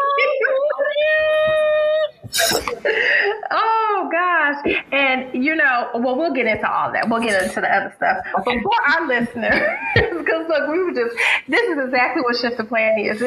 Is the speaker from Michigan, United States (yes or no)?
yes; Detroit, Michigan, United States; I'm from Detroit